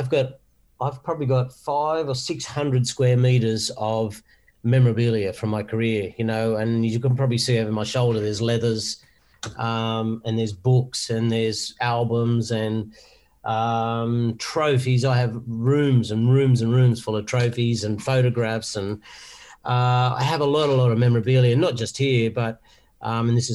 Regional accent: Wollongong, New South Wales, Australia; I'm from Wollongong originally

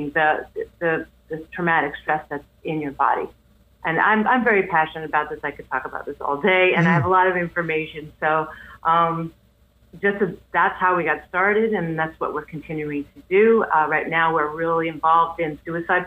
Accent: New York City, New York, United States; I'm from Queens

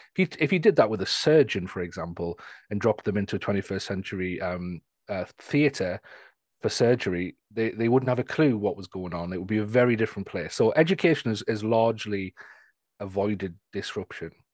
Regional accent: Newcastle, North East England, United Kingdom; I'm from the, the north of England, near Scotland, um, in a place called Newcastle

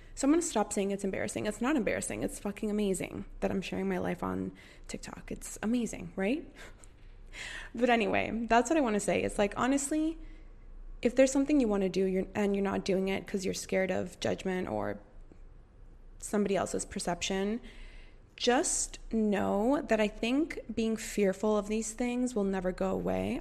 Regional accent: Costa Rica; we're both from Costa Rica

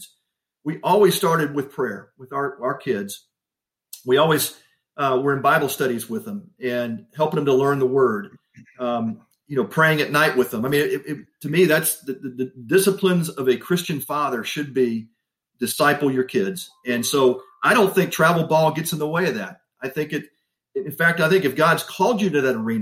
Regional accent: Texas, United States; I grew up in Texas

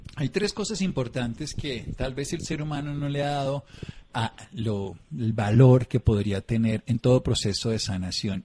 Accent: Tolima, Colombia; yo nací en el Tolima, donde también se baila mucho

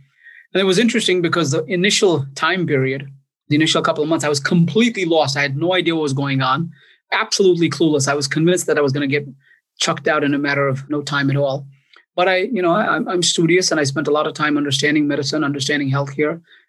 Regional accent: White Plains, New York, United States; also born or lived in India; I grew up in New York. I grew up in White Plains, New York

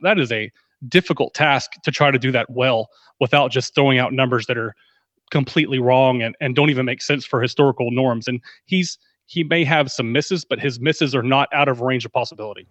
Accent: Texas, United States; I'm from Texas, and I've, I know a few people that know that I'm in the Dallas area, so, uh, football has been bred into me from birth

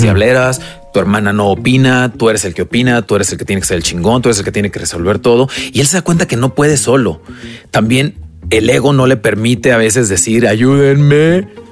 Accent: Mexico; como mexicanos

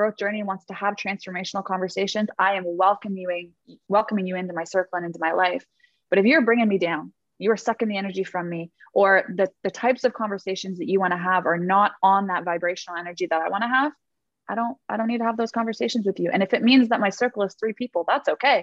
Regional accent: Toronto, Ontario, Canada; I grew up in Toronto, Canada.

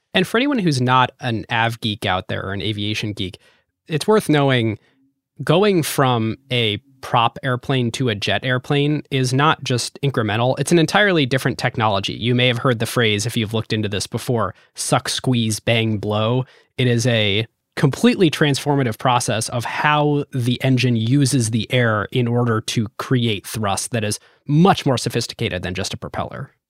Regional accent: United States; Growing up in America

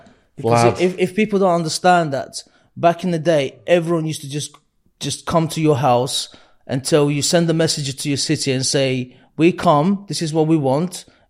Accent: Baku, Azerbaijan; born there; So, I was born in 86 in Baku. It's the capital of Azerbaijan.

